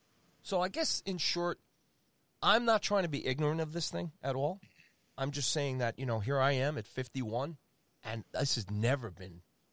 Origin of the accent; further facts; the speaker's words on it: Long Island, New York, United States; I am a boy from Long Island, New York.